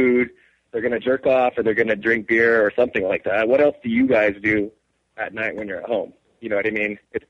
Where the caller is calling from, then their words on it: New Mexico, United States; from New Mexico.